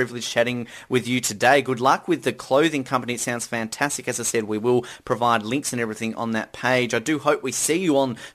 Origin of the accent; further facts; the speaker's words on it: Australia; I'm Australian